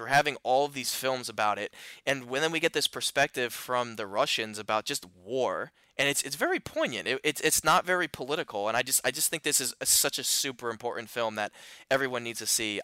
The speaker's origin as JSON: {"language": "English", "town": "Philadelphia", "region": "Pennsylvania", "country": "United States", "said": "I'm from the Philly area"}